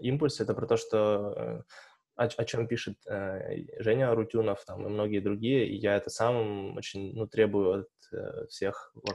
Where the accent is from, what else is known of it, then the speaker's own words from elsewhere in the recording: Tobolsk, Tyumen Oblast, Russia; now in Tyumen, Russia; я из Тобольска